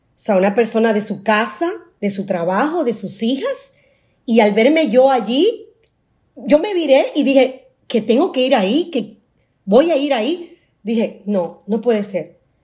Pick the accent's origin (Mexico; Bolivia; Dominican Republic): Dominican Republic; Yo soy dominicana